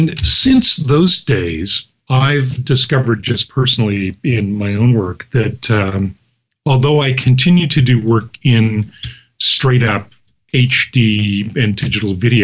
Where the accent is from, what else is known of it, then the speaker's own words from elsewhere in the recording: Canada; being Canadian